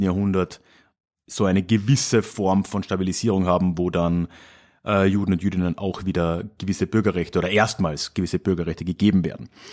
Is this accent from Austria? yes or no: yes; Villach, Carinthia, Austria; now in Munich, Germany; ich komme aus Villach, wohne aktuell in München